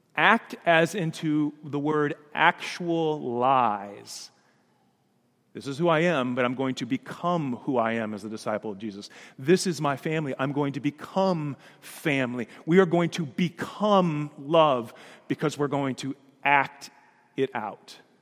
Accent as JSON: {"language": "English", "town": "Danville", "region": "Illinois", "country": "United States", "tie": "born or raised there", "said": "that little yellow house that I grew up in on Logan Avenue in Danville, Illinois"}